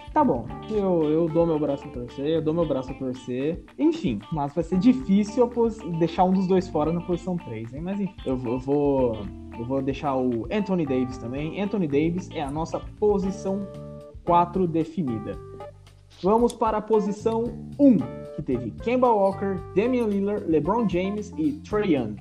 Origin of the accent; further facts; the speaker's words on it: São Paulo, Brazil; a gente é de São Paulo